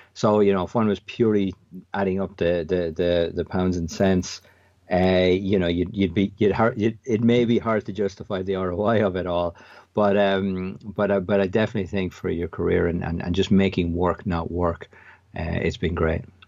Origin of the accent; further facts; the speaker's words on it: an hour outside Dublin, Leinster, Ireland; I grew up in Southern Ireland, uh, about an hour outside Dublin.